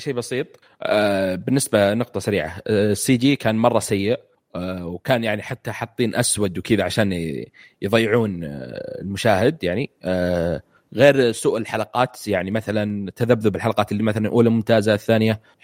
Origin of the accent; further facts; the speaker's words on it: Saudi Arabia; وانا سعودي